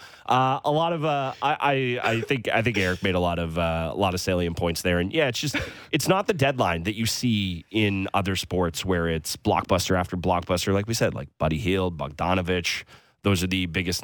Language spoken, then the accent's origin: English; Toronto, Ontario, Canada; now in Burlington, Canada; Now I'm a Toronto guy, like at heart